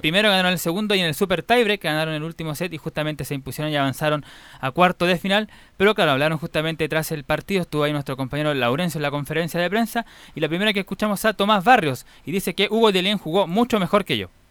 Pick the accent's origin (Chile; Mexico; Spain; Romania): Chile; como varios chilenos